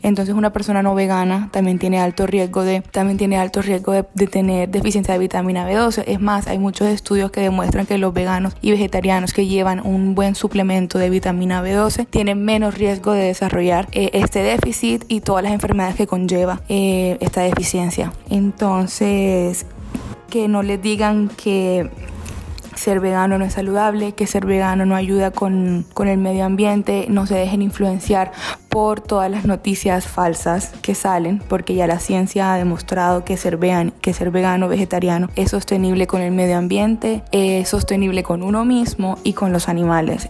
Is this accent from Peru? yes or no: no; Barranquilla, Atlántico, Colombia; moved away as an adult; now in Spain; soy de Barranquilla, Colombia